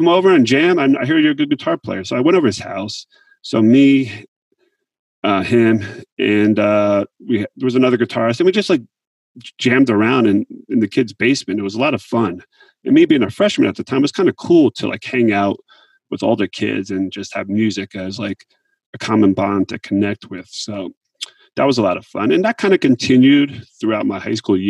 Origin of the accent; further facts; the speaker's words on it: Montville, New Jersey, United States; I grew up in Montville, New Jersey, and that's Morris County.